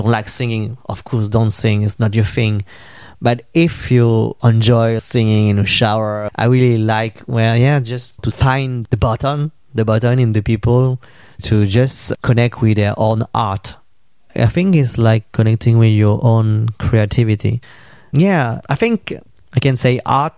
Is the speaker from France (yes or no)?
yes; France; I live in France, in Paris, and I come from France. And I also have some Vietnamese background.